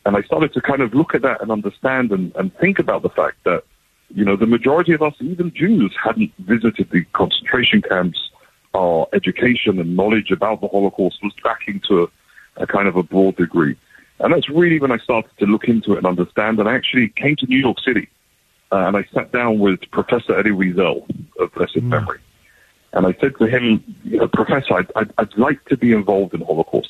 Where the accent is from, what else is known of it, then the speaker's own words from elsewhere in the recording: London, United Kingdom; moved away as an adult; now in Israel; I was born and raised in London, England. And at the age of 18, I kind of left all my family behind, hopped on a plane, and I moved to Israel